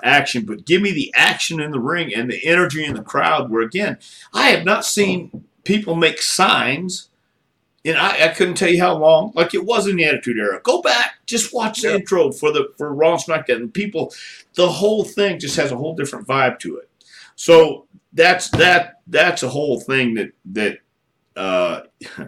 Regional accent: Texas, United States; also born or lived in Tennessee; I came from Texas and I worked a lot in Tennessee

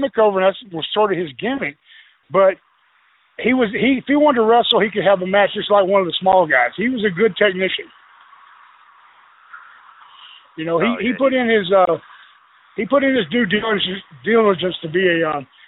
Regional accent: Texas, United States; I'm from Texas

